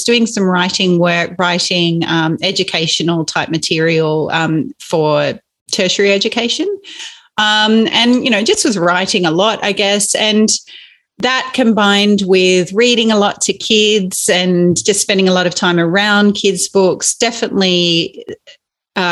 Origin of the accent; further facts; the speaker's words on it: Inverell, New South Wales, Australia; growing up in Inverell, which is in Western New South Wales, spent a lot of time just meandering our property